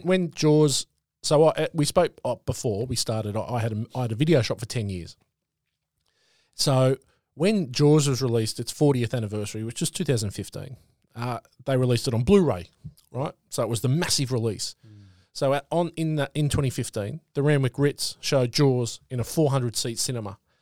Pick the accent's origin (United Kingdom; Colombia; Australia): Australia; Sydney, New South Wales; moved away; I grew up in Sydney